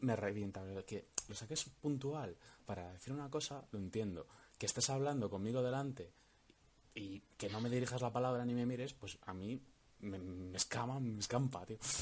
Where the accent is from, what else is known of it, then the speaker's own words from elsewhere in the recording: Valladolid, Castile and León, Spain; soy de Valladolid.